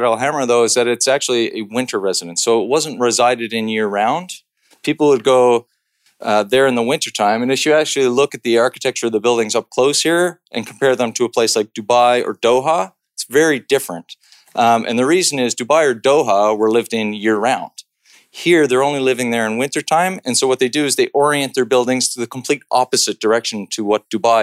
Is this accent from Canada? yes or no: yes; Canada; I'm Canadian